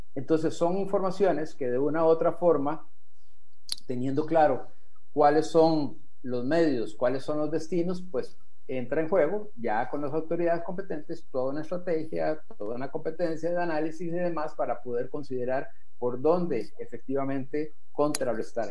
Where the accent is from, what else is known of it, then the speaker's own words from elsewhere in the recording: Costa Rica; deberíamos de sentirnos orgullosos como costarricenses